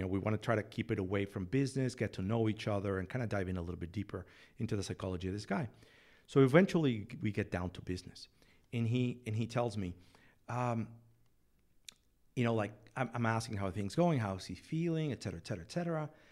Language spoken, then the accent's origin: English; Mexico City, Mexico; moved away as an adult; now in San Antonio, United States; I'm from Mexico City, born and raised